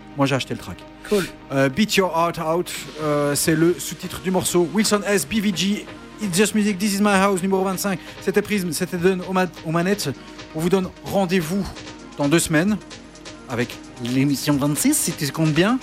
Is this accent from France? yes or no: no; Charleroi, Wallonia, Belgium; nous sommes de Charleroi